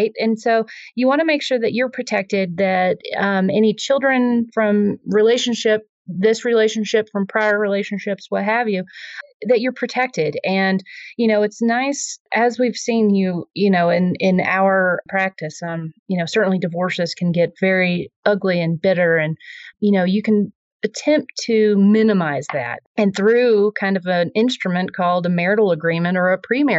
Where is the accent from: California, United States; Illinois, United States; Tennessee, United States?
Tennessee, United States; accent: Southern; moved away as an adult; also born or lived in San Francisco / Vermont / New Jersey/New York area; now in Colorado, United States; I'm originally from Tennessee. So, you know, my apologies for the Southern accent here